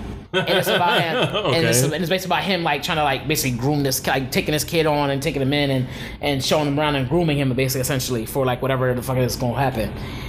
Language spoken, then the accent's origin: English; Philadelphia, Pennsylvania, United States; I'm from Philly